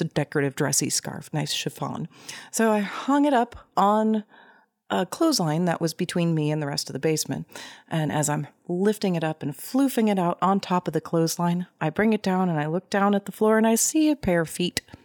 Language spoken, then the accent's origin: English; Tulsa, Oklahoma, United States; I grew up in Tulsa, Oklahoma